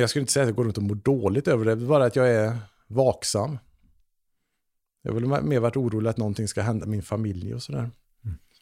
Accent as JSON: {"language": "Swedish", "town": "Trollhättan", "region": "Västra Götaland", "country": "Sweden", "tie": "born or raised there", "said": "jag växte upp i Trollhättan"}